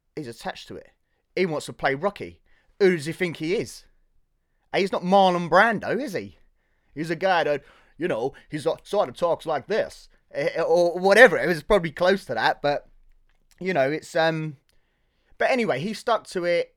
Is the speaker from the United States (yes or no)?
no; Hertfordshire, East of England, United Kingdom; Born and raised in Hertfordshire